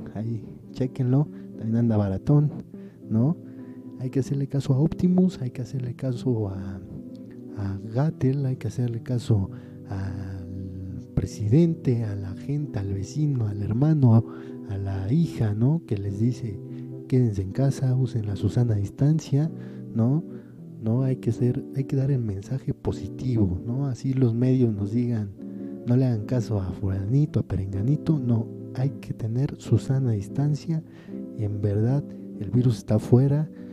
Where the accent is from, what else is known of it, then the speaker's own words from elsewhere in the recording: Mexico; el orgullo de sentirse mexicano